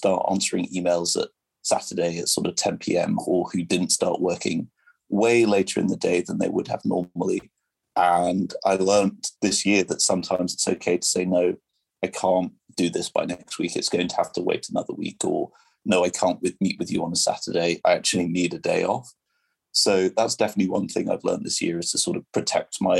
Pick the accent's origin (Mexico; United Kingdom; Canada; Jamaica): United Kingdom; England; first language French; English is a second language; moved away as an adult; also born or lived in Brazil / Washington, District of Columbia, United States; I'm obviously from England, but I moved to DC